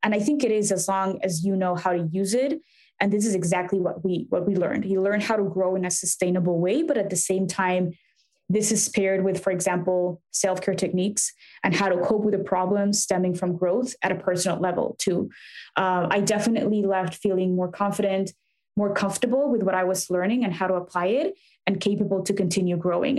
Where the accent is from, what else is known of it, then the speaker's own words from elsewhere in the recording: Mexico City, Mexico; now in Chicago, United States; I grew up in Mexico City